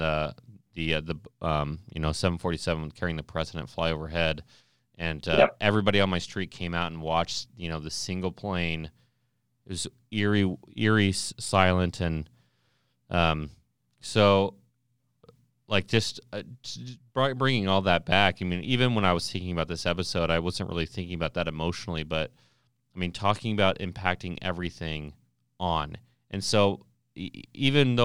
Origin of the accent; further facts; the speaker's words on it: Ohio, United States; I'm from Ohio